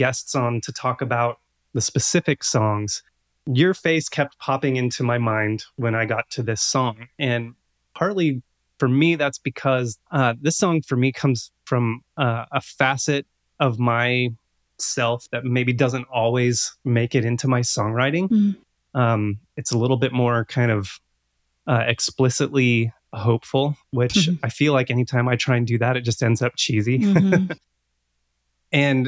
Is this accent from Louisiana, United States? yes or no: no; Alpine County, Northern California, United States; I grew up in Northern California near Lake Tahoe at the base of Woodford's Canyon in the High Sierras in Alpine County.